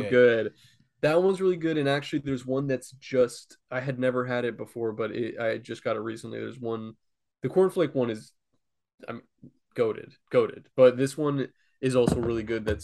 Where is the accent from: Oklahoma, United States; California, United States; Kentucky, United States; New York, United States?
Oklahoma, United States; now in Los Angeles, United States; I stay in a youth shelter in Los Angeles, but I am originally from Oklahoma.